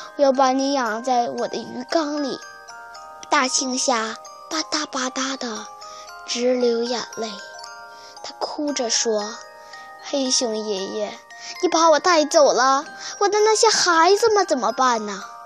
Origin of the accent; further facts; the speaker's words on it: Shenyang, Liaoning, China; 我来自辽宁省沈阳市